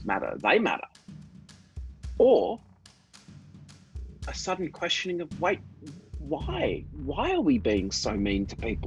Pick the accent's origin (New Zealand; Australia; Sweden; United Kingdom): Australia; moved away as an adult; now in New York City, United States; So as you can probably tell from my accent, I grew up in Australia